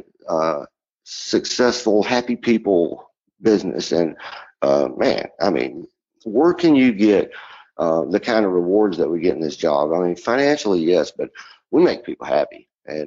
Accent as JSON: {"language": "English", "town": "Johnson City", "region": "Tennessee", "country": "United States", "tie": "born or raised there", "also_born_or_lived": "Georgia", "accent": "deep South twang", "moved": "yes", "lives_now": "Sun City Center, United States", "said": "Tennessee. You know, back and forth from Tennessee and Georgia most of my life"}